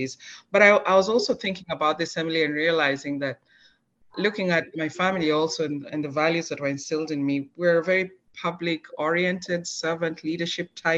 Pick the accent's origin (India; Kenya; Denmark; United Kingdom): Kenya; moved away as an adult; also born or lived in Switzerland; now in Minnesota, United States; I am from Kenya. That is where I was born and raised, and that's in East Africa.